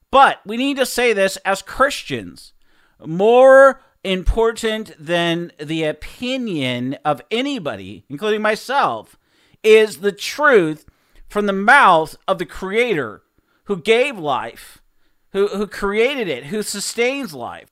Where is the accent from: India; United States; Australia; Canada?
United States; Seattle, Washington; I grew up in Seattle